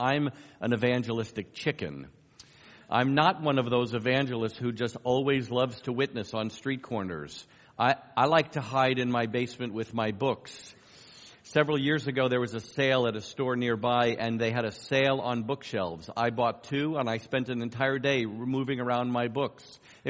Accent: New York, United States; accent: New York; I'm originally from New York. I could turn on my New York accent really strong if you want me to, but you don't. I've worked for decades to try to lose that. It still creeps in every so often.

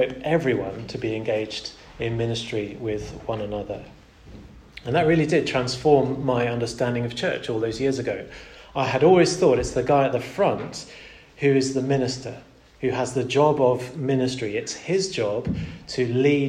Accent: Portugal; Growing up in Portugal was a real delight in lots of ways

